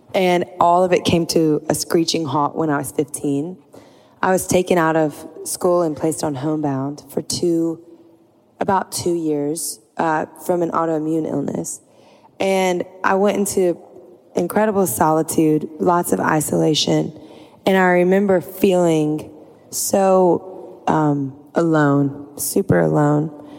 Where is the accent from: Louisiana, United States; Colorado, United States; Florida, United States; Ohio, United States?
Louisiana, United States; I'm from Louisiana. I'm like a swamp girl